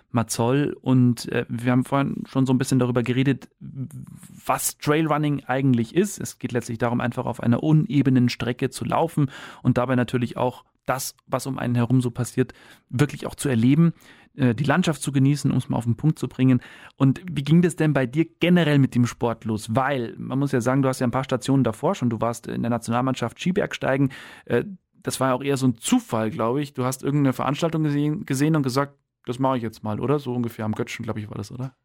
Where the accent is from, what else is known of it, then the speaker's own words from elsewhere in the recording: Bayerisch Gmain, Bavaria, Germany; Also ich bin in Bayerisch Gemein groß geworden, direkt am Fuße eigentlich vom Wappachkopf und Dötzenkopf